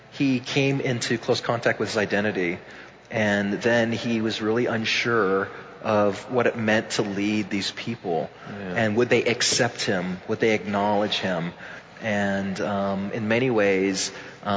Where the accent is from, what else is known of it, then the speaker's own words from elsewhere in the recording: Tampa, Florida, United States; I grew up in Tampa, in very much like a home that was like the Puerto Rican flag was like flying over it